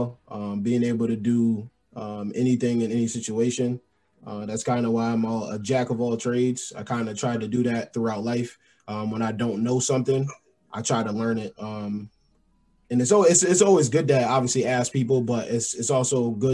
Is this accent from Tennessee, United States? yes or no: no; New York, United States; moved away; also born or lived in Pennsylvania; I'm from New York. I went to school in Pennsylvania